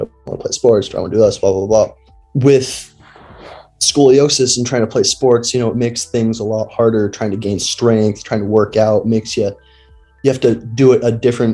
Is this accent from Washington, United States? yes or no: yes; Washington, United States; moved away; I grew up in Washington with Tyler